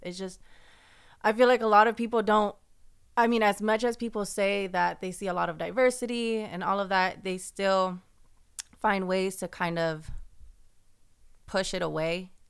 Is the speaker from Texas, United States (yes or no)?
no; San Francisco, California, United States; I was born and raised in San Francisco.